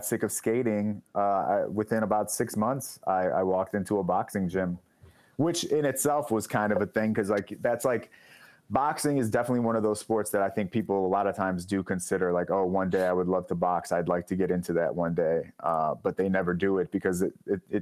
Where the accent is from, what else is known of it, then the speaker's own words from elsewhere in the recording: Oak Park, Illinois, United States; I grew up in Oak Park, which is like the first suburb on the west side of Chicago